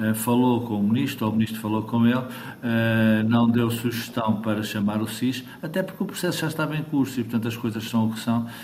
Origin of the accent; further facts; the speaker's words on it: Portugal; como português